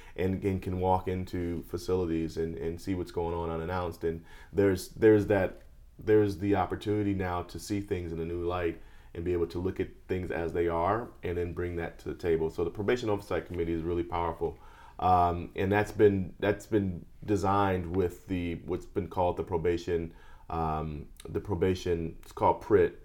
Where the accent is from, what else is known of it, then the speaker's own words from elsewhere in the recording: Chicago, Illinois, United States; now in Los Angeles, United States; I grew up in Chicago